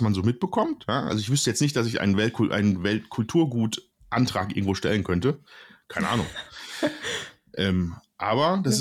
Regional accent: Oberhausen, North Rhine-Westphalia, Germany; ich komme aus Oberhausen, Ruhrgebiet

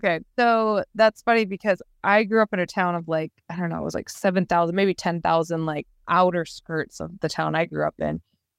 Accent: Michigan, United States; Like where I grew up in Michigan, we called it towns.

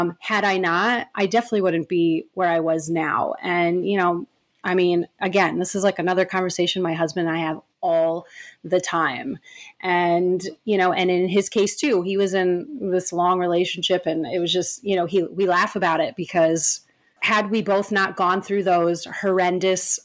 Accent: New York, United States; moved away as an adult; now in West Hollywood, United States; now we live in West Hollywood, far away from where we grew up. We grew up in New York

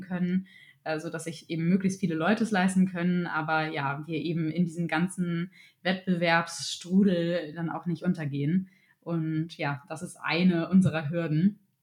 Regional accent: Germany; bei uns in Deutschland

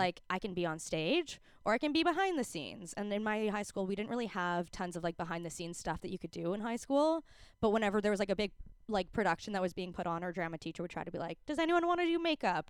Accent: Calgary, Alberta, Canada; moved away as an adult; now in Vancouver, Canada; growing up in Calgary

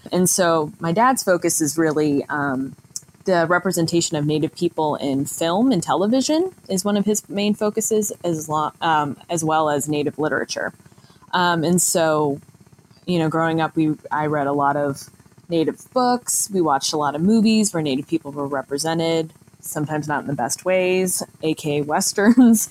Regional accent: Connecticut, United States; also born or lived in Maine; I definitely consider myself a suburban Indian since I kind of grew up in the suburbs of Connecticut

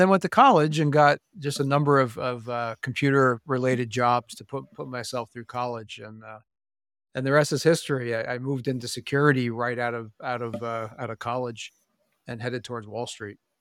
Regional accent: Pennsylvania, United States; i grew up in pennsylvania

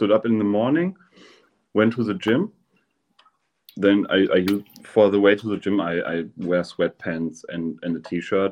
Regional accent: Werl, North Rhine-Westphalia, Germany; I was born in that exact city where I still live in. I never moved out of my hometown.

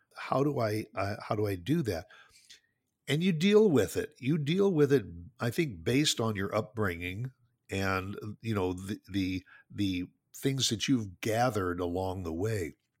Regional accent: Northwest Indiana, United States; moved away as an adult; also born or lived in New Jersey / Chicago area; now in Dallas, United States; I grew up, my childhood was all spent in Northwest Indiana, just, just southeast of Chicago

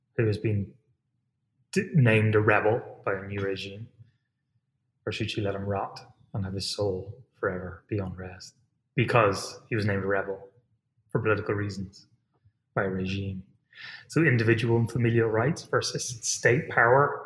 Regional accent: Ireland; moved away; as an Irish person

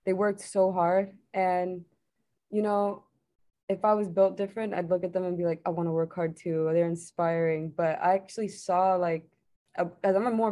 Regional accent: New York City, New York, United States; I'm from New York City

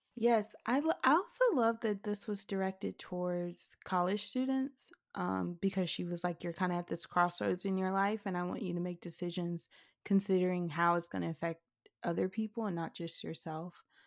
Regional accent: Mississippi, United States; I never imagined writing outside of Mississippi

